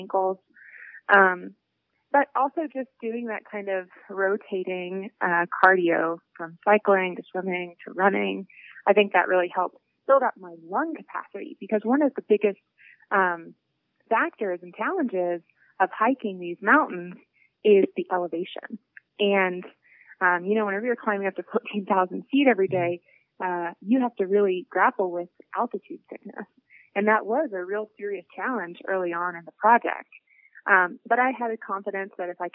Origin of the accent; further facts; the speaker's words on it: Appalachia, United States; I grew up in Appalachia, so more outdoors than indoors